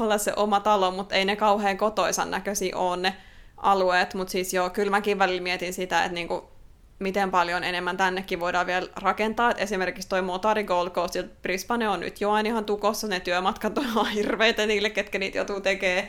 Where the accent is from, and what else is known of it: Finland; now in Australia